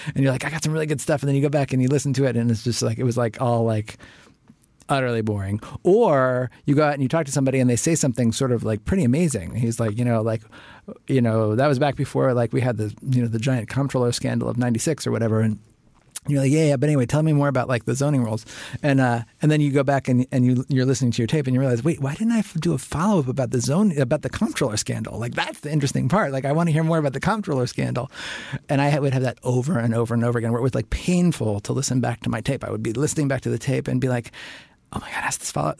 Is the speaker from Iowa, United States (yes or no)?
no; Cincinnati, Ohio, United States; moved away; I grew up in Cincinnati. I went to public school in Cincinnati.